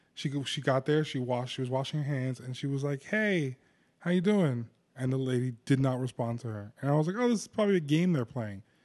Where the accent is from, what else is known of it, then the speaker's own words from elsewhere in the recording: New Jersey, United States; I'm a kid from New Jersey